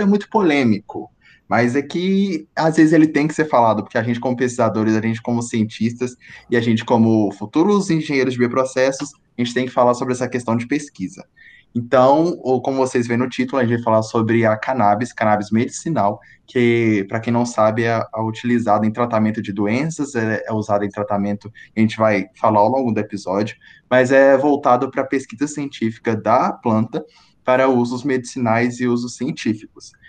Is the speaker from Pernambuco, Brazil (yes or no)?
no; Conselheiro Lafaiete, Minas Gerais, Brazil; eu sou de Conselheiro Lafayette